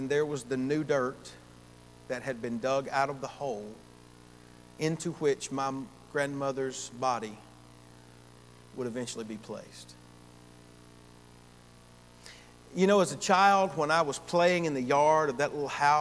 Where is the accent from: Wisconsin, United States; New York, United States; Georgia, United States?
Georgia, United States; Gainesville; Gainesville, Georgia, in my hometown